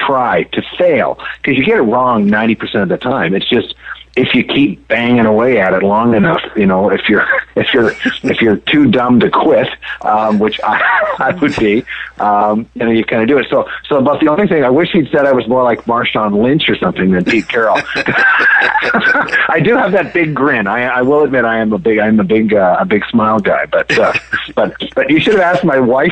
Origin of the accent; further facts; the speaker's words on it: Canada; now in United States; I grew up in Canada